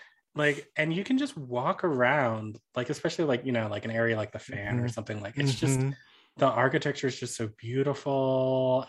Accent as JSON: {"language": "English", "town": "Washington", "region": "District of Columbia", "country": "United States", "tie": "born or raised there", "moved": "yes", "lives_now": "Minneapolis, United States", "said": "DC is my hometown"}